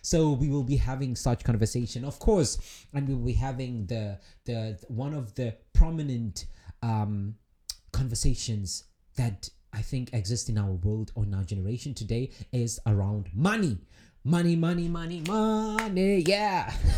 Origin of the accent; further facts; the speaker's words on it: South Africa; moved away as an adult; now in Russia; my home country, South Africa